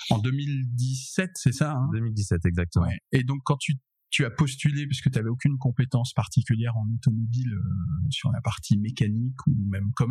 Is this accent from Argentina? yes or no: no; Paris, Île-de-France, France; j'ai 27 ans, je viens de Paris